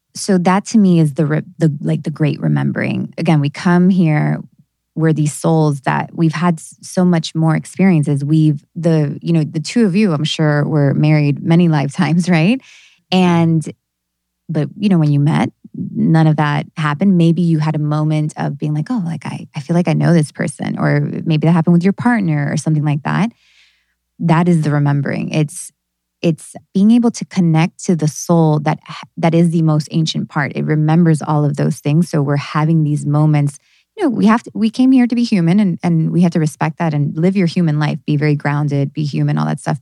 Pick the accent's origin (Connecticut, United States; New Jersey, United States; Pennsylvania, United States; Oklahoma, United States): New Jersey, United States; I was born in New Jersey